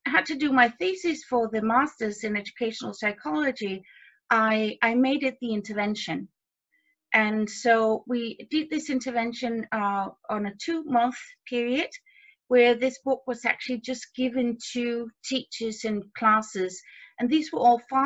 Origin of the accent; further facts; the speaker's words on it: Denmark; my background is I'm from Denmark. I live in Denmark.